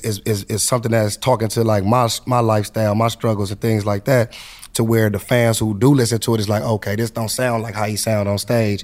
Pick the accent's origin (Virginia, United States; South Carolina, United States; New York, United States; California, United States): California, United States; Compton; I'm coming from Compton